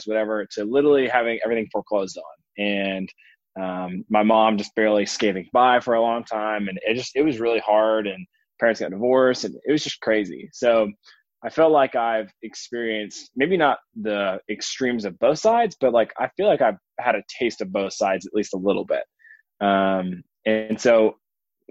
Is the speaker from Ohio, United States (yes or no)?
no; Atlanta, Georgia, United States; I grew up in a suburb of Atlanta in a fairly affluent area